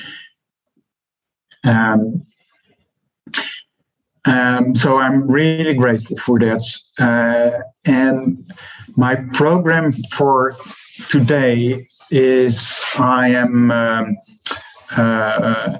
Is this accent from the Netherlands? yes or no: yes; Netherlands; I'm from the Netherlands